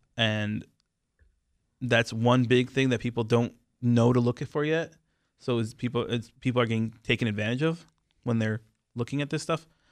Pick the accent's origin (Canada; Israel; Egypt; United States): Israel; moved away; I am from Israel.